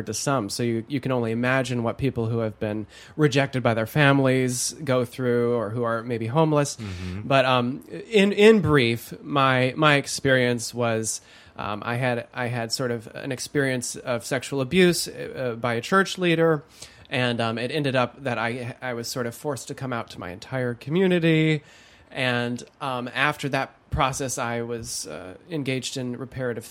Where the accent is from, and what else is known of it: Holland, Michigan, United States; born or raised there